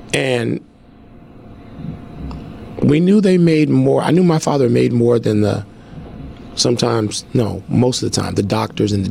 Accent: Chicago, Illinois, United States; moved away as an adult; growing up on the South Side, growing up in the most segregated big city in America at the time

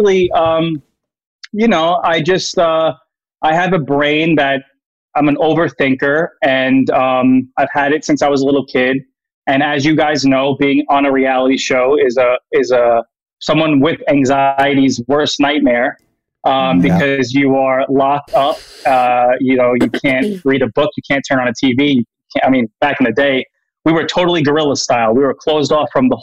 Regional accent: New York, United States; I'm from New York.

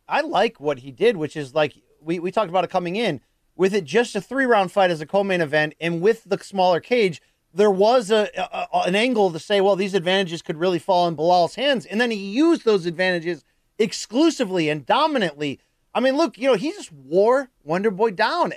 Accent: Naugatuck, Connecticut, United States; my hometown of Naugatuck, Connecticut

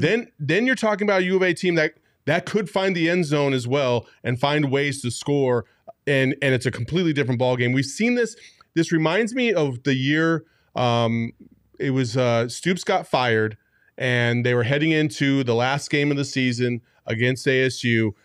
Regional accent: Tempe, Arizona, United States; I grew up in Tempe

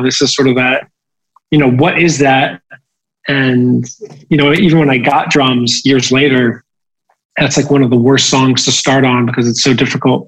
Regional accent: New Jersey, United States; growing up in New Jersey, uh, we were like the only family not to have cable TV

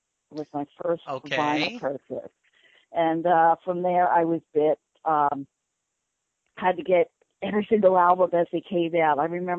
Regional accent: Neptune, New Jersey, United States; growing up in Neptune, there were a lot of people that, used to get these fake IDs and go down to Asbury and check out the music scene in Asbury

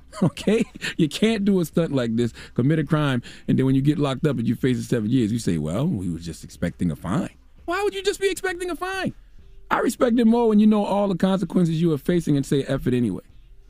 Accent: Moncks Corner, South Carolina, United States; Okay, I grew up in Monk's Corner, South Carolina. The population was 7,000 people.

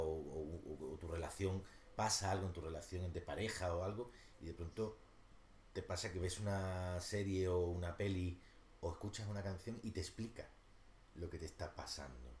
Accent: Málaga, Andalusia, Spain; now in Madrid, Spain; yo soy un cabal de Málaga, de familia humilde de Málaga

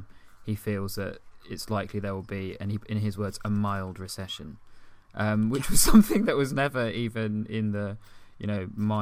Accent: United Kingdom; You felt so proud of being British, and even myself as an ethnic minority, I felt incredibly proud of being British.

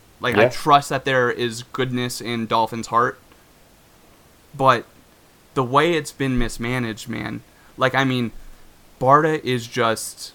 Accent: Iowa, United States; growing up in Iowa, I had maybe a handful of black kids in my school

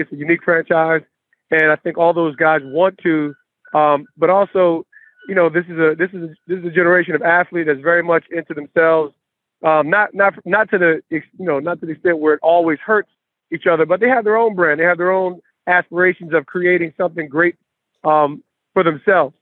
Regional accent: East Orange, New Jersey, United States; when I grew up in East Orange

